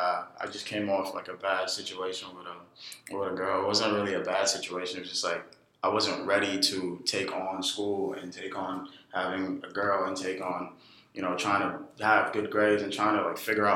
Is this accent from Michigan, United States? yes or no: no; New York City, New York, United States; also born or lived in Ghana; Corona, Queens. I actually moved here when I was 9. I'm actually originally from Africa, Ghana.